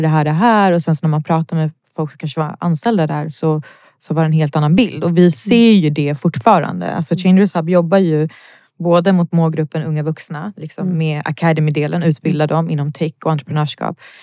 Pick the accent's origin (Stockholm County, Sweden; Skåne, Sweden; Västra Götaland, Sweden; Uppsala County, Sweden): Stockholm County, Sweden; Botkyrka; jag är född och uppvuxen i Botkyrka